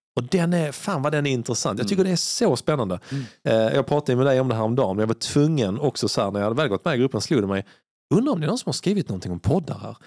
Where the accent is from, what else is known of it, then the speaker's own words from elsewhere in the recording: Sweden; jag kommer från Sverige